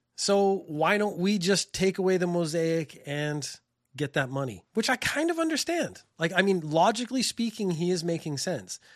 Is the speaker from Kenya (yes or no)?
no; Canada; now in Japan; I'm from Canada